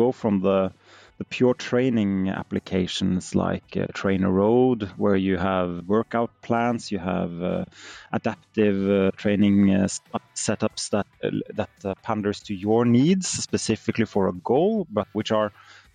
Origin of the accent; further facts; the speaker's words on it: Norway; I'm from Norway